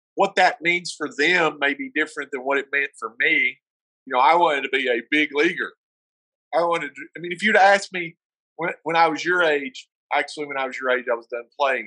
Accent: the South, United States; accent: southern; now in Colorado, United States; I'm from the South

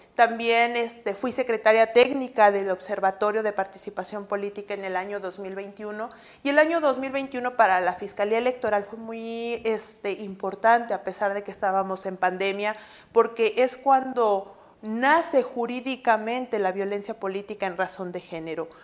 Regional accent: Mexico City, Mexico; moved away as an adult; now in Monterrey, Mexico; soy originaria de la Ciudad de México

